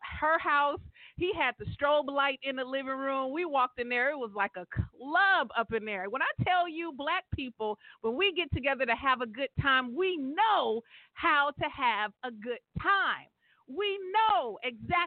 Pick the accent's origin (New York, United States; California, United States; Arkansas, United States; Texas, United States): California, United States; everybody in my hometown in the 209. You know, Mickey Groves Park